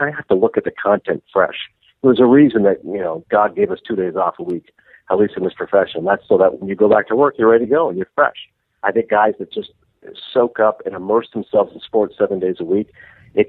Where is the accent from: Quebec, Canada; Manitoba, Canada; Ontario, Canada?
Ontario, Canada; moved away; also born or lived in Toronto; I grew up in a really small, wintry town in Ontario.